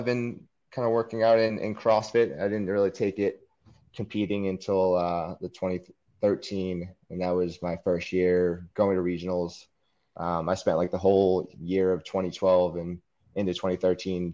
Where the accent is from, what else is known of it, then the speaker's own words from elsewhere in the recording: New Hampshire, United States; moved away; I'm originally from New Hampshire